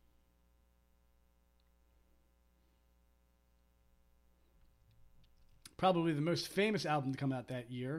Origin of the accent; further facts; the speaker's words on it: New Jersey, United States; I'm from New Jersey